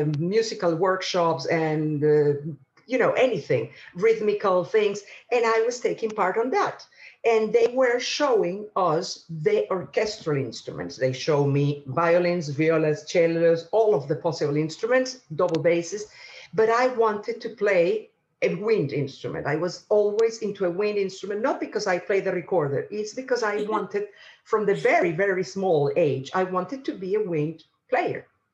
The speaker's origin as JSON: {"language": "English", "town": "Caracas", "region": "Capital District", "country": "Venezuela", "tie": "born or raised there", "also_born_or_lived": "England", "moved": "as an adult", "lives_now": "United Kingdom", "said": "I was born in Caracas, in the capital of Venezuela"}